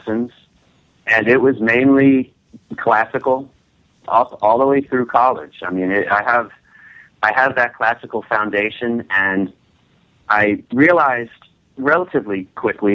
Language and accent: English; Connecticut, United States; now in New York, United States; ever since I was a young lad growing up in Connecticut